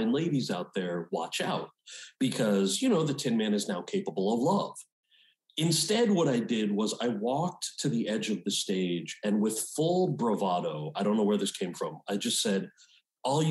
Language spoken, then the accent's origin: English; United States; I grew up outside of New York City